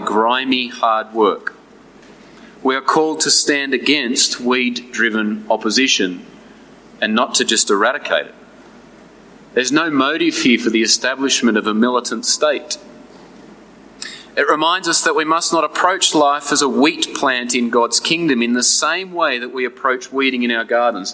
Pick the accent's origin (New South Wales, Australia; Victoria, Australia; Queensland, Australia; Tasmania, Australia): New South Wales, Australia; New England; As a uni student growing up in the New England, I used to spend my summers working as a farmhand